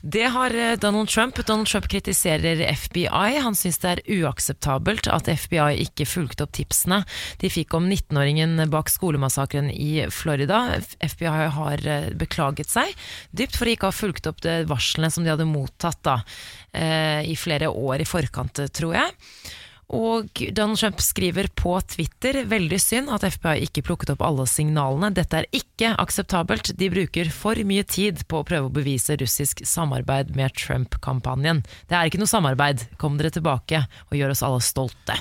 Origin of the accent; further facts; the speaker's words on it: Oslo, Norway; jeg er oppvokst på Oslo vest